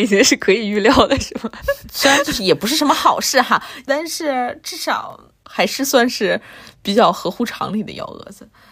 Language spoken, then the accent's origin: Chinese; northern China, China; moved away; 作为北方人也不是没见过雪哈